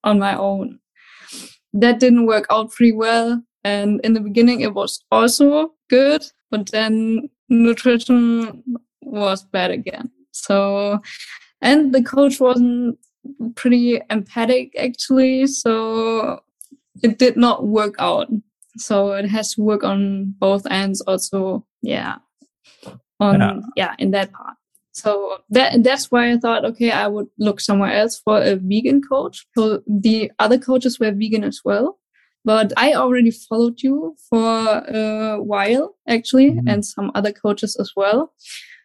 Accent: Germany; English is a second language; I'm from Germany

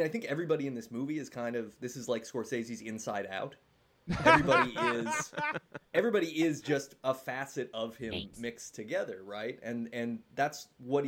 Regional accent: Colorado, United States; I grew up in Colorado

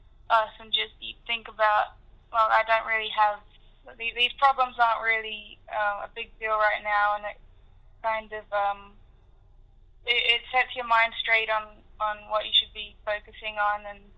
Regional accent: Indonesia; also born or lived in Africa; Well, I grew up in Africa and Indonesia, so I was always kind of immersed in, like, a low-income environment.

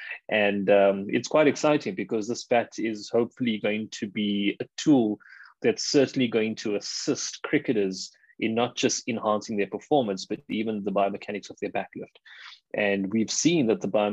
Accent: South Africa; growing up in South Africa, being a South African, playing the game

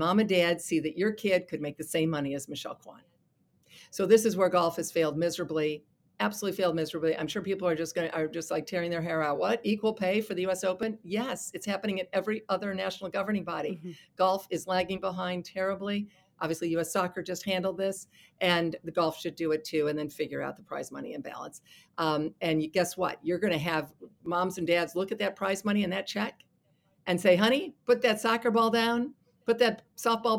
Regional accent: Toledo, Ohio, United States; my hometown of Toledo

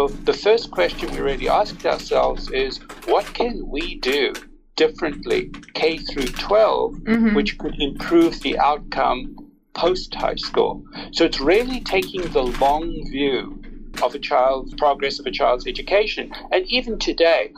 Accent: South Africa; now in California, United States; I was born in South Africa. I've lived here more than half my life in the United States and in California.

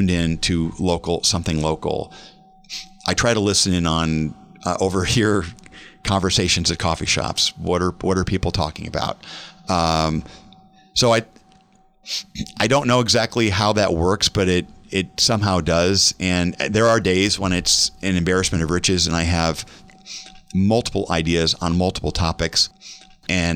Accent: Omaha, Nebraska, United States; also born or lived in Austria; I'm born and raised in Omaha, and I know the streets like the back of my hand.

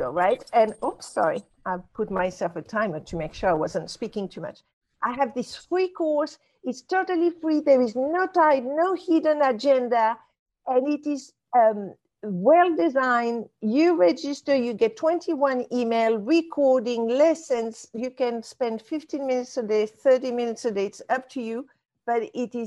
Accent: Casablanca, Casablanca-Settat, Morocco; I was brought up in Casablanca, Morocco.

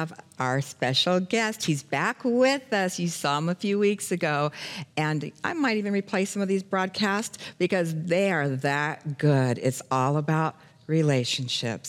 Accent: Phoenix, Arizona, United States; moved away as an adult; also born or lived in Los Angeles, California / Charlotte, North Carolina / Florida panhandle / Branson, Missouri; I'm born and raised in Phoenix, Arizona

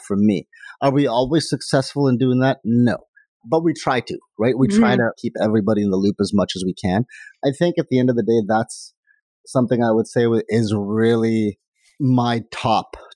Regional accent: India; now in Canada; I'm from India

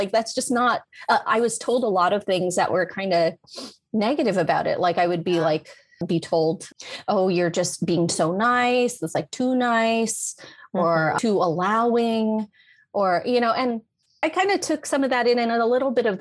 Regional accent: Vallejo, California, United States; I did grow up in that predominantly Filipino American community in Vallejo, California.

